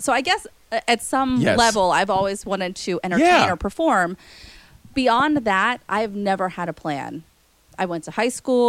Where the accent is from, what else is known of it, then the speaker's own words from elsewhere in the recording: Shaler, Pennsylvania, United States; I grew up in Shaler.